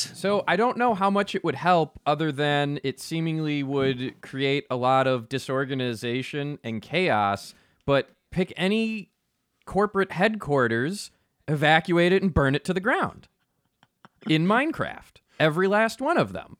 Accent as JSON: {"language": "English", "country": "United States", "said": "as an American"}